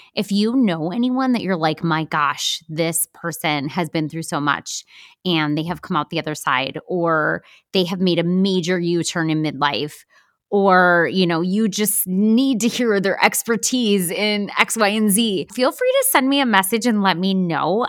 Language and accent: English; Wisconsin, United States; We're from Wisconsin